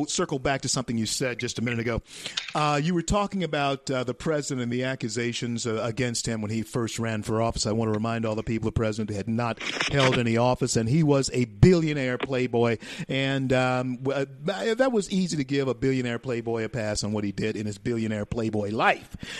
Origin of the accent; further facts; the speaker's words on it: Shreveport, Louisiana, United States; moved away; my hometown, Shreveport, Louisiana, and my home state of Louisiana.